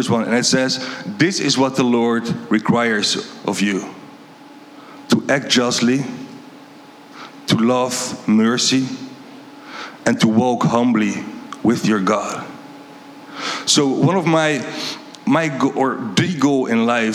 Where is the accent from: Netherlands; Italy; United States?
Netherlands; moved away; I'm from Holland.